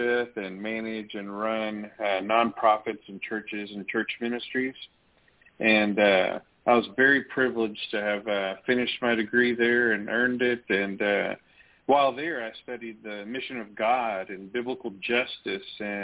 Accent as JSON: {"language": "English", "town": "Tyler", "region": "Texas", "country": "United States", "tie": "born or raised there", "said": "I wanted to study how far and how deep did racism go in our hometown"}